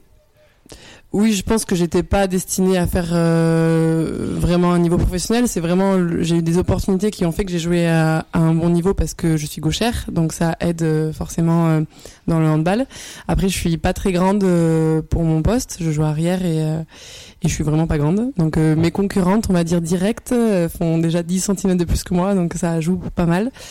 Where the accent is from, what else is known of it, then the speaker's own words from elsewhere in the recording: Bordeaux, Nouvelle-Aquitaine, France; moved away as an adult; je suis originaire de Bordeaux. À la base, donc, j'ai commencé là-bas